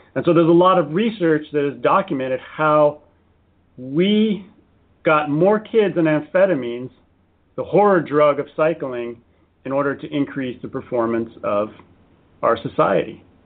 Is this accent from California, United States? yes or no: yes; San Diego, California, United States; I'm an American. I was born in, in San Diego.